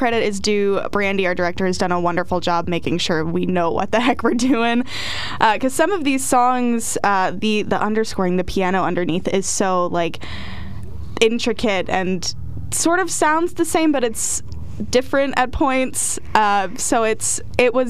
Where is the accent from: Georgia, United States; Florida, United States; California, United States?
Florida, United States; moved away as an adult; now in Pennsylvania, United States; I grew up in Florida